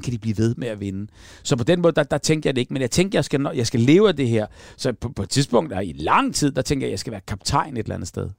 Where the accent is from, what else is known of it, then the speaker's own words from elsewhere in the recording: Hellerup, Capital Region of Denmark, Denmark; vi boede lige ned til Hellerup